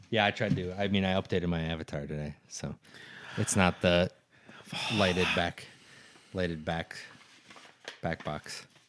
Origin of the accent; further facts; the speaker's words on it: central Minnesota, United States; now in Duluth, United States; I'm from a very small town, uh, in central Minnesota